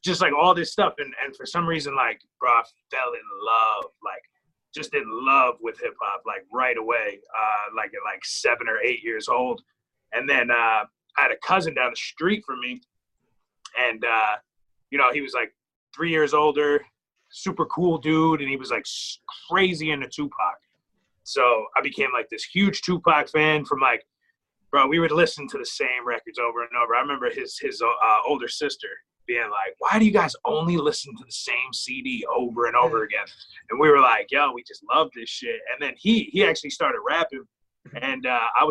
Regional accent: Clark, New Jersey, United States; I grew up there

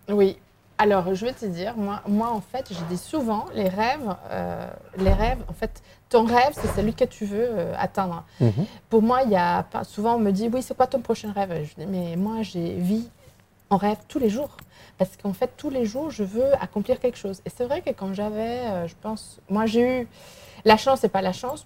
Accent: Vigo, Galicia, Spain; French is a second language; moved away as an adult; also born or lived in Mexico; now in Lyon, France; je suis espagnole, je suis galicienne

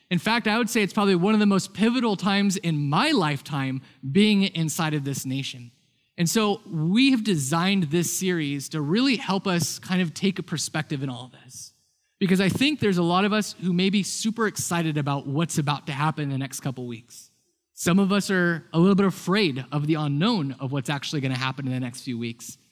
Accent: United States; I grew up in a house that was very influenced and influenced me about being American.

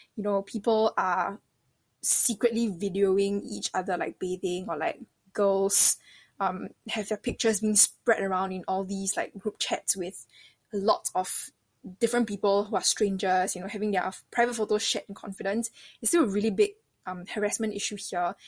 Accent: Singapore; I'm from Singapore

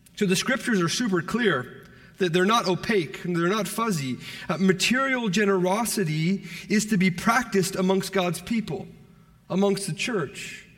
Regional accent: Toronto, Ontario, Canada; I'm from Toronto

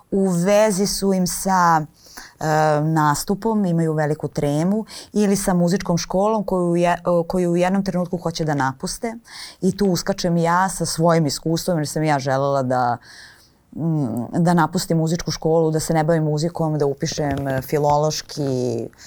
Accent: Kostolac, Braničevo District, Serbia; s obzirom na to da sam odrasla u Kostolcu

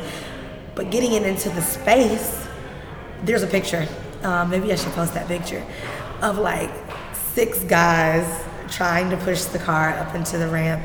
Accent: Atlanta, Georgia, United States; I'm from Atlanta, West Side

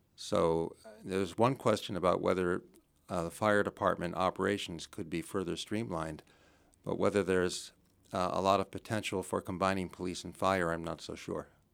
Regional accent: New Jersey, United States; moved away as an adult; also born or lived in Connecticut / Chicago; now in Belmont, United States; I'm from New Jersey originally. I grew up in New Jersey

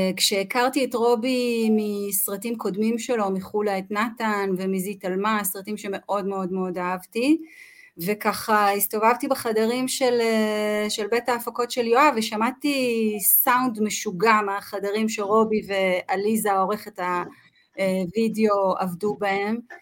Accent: Kinneret, Northern District, Israel; גדלתי בצפון, גדלתי בכנרת

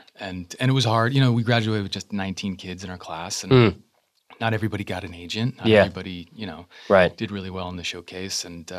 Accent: Connecticut, United States; also born or lived in Boston, United States; I was born in Boston, but then quickly shuffled off down to Connecticut and was raised there.

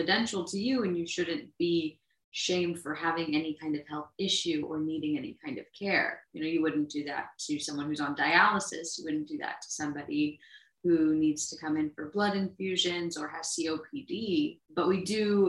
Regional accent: New Orleans, Louisiana, United States; now in Boston, United States; I'm from New Orleans

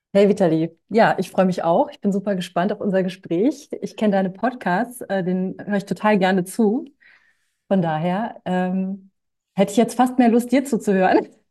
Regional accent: Hanover, Lower Saxony, Germany; ich bin in Hannover groß geworden

